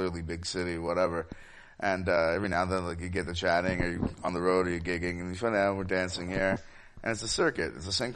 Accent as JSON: {"language": "English", "town": "Ottawa", "region": "Ontario", "country": "Canada", "tie": "born or raised there", "moved": "as an adult", "lives_now": "Toronto, Canada", "said": "I was still living in Ottawa, which is my hometown"}